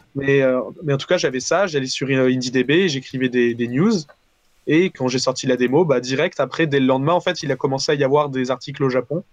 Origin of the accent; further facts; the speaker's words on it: Valence, Auvergne-Rhône-Alpes, France; moved away as an adult; also born or lived in Paris; je viens de Valence à la base, donc dans le sud de, de, la France